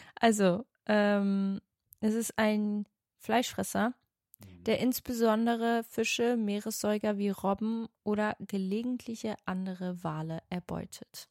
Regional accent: Portugal; ich bin ja Portugiesin.

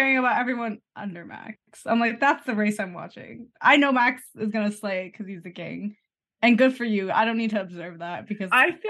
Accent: Canada; We're Canadian.

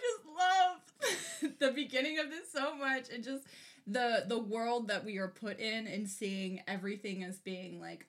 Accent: Ventura County, California, United States; I am from Ventura County, California, hello, what's up, the 805, we went to an outdoor school that was on Chumash land

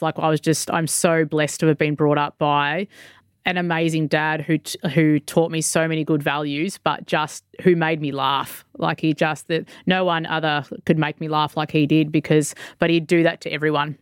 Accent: Victoria, Australia; moved away as an adult; now in Mackay, Australia; I'm actually made the, the move up to here in Mackay 'cause I'm originally from Victoria.

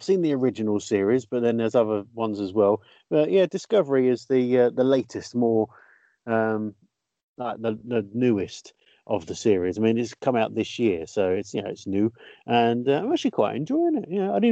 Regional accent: England, United Kingdom; we're English

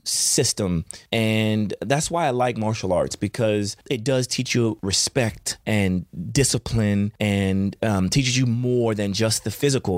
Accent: Chandler, Oklahoma, United States; moved away; my childhood, I grew up in, in Chandler, Oklahoma

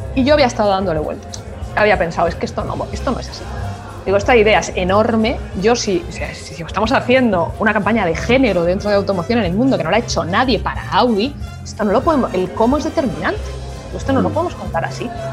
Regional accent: Spain; first language Spanish; soy española y en mi lengua es el español

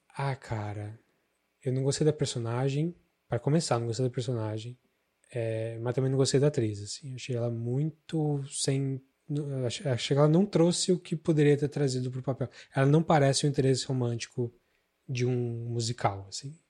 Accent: Araraquara, São Paulo, Brazil; moved away; tava louco para fugir de Araraquara e fugi e nunca mais voltei

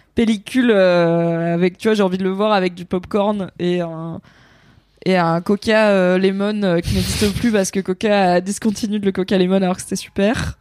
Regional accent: France; nous en tant que Français

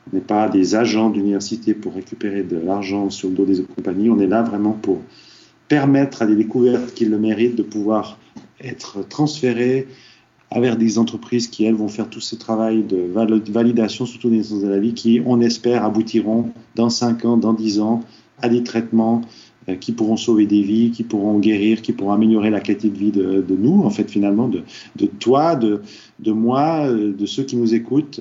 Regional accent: Switzerland; moved away as an adult; also born or lived in Silicon Valley, United States; quelqu'un qui a étudié qu'en Suisse comme moi

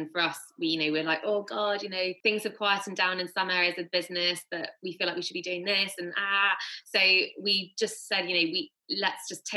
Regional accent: Bath, South West England, United Kingdom; where we grew up in Bath

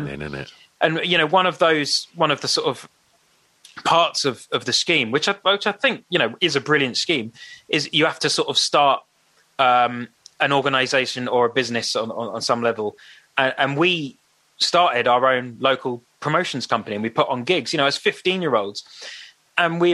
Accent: St Albans, East of England, United Kingdom; we come from St. Albans

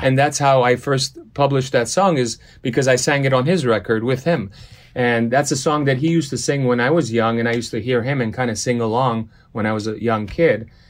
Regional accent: Los Angeles, California, United States; first language Armenian; English is a second language; also born or lived in Beirut, Lebanon; I was born in Lebanon. I was born in Beirut. Uh, seven years old, we migrated to L A when the Lebanese, uh, Lebanese Civil War started. Grew up in Los Angeles

